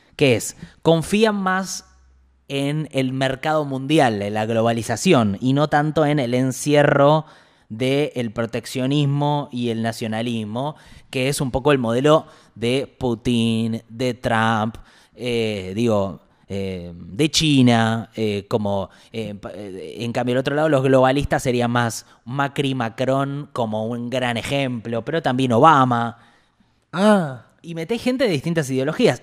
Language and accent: Spanish; Argentina; yo como argentino